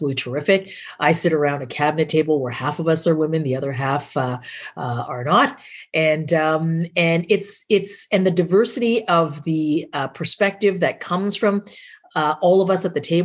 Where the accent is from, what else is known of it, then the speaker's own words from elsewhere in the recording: Canada; I have not been as proud as I am as a Canadian